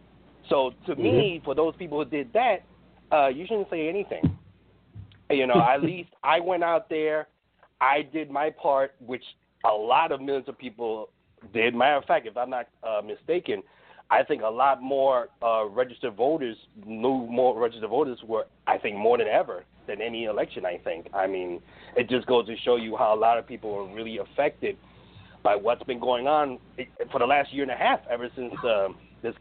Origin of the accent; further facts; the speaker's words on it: New York City, New York, United States; I'm from New York City